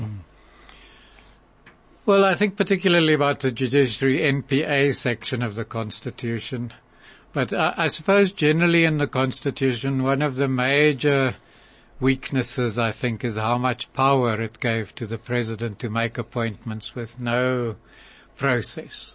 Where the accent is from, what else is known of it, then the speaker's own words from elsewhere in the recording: Cape Town, Western Cape, South Africa; grew up in Pinelands and Cape Town